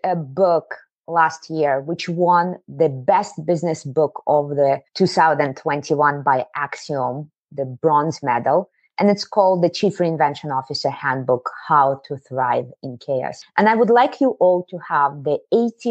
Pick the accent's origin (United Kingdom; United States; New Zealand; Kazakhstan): Kazakhstan; moved away; I was born in the Soviet Union in a southern state, Kazakhstan. I'm from Asia.